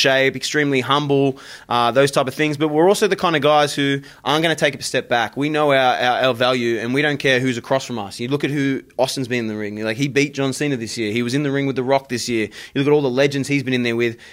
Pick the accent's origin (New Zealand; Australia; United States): Australia; moved away; my home country, in Australia